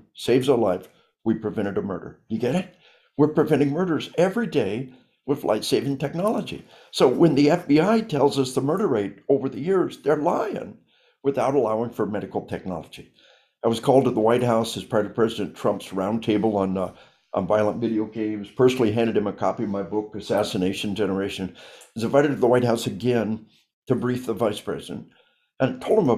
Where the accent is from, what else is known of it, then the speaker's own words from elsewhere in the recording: Arkansas, United States; We are from Arkansas